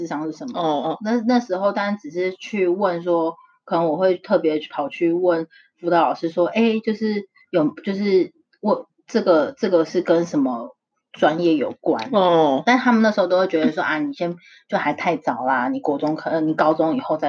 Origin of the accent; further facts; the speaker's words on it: Taiwan; moved away as an adult; now in United States; 从小在台湾长大